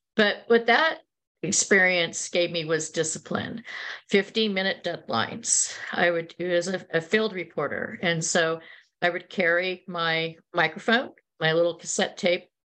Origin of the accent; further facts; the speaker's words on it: Silicon Valley, California, United States; also born or lived in New York / Chicago / London; I grew up in Silicon Valley before it was called Silicon Valley